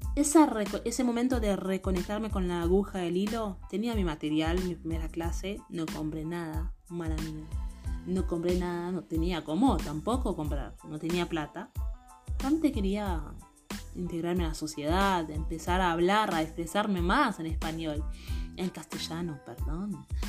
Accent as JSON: {"language": "Spanish", "country": "Haiti", "moved": "yes", "lives_now": "Argentina", "said": "yo soy de Haití, vine acá en Argentina"}